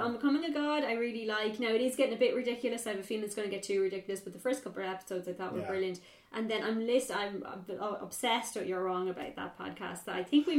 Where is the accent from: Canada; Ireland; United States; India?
Ireland; as Irish people